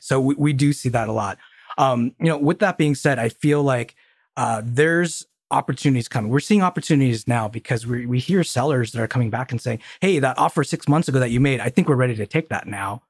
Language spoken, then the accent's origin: English; Colorado Springs, Colorado, United States; I grew up in Colorado Springs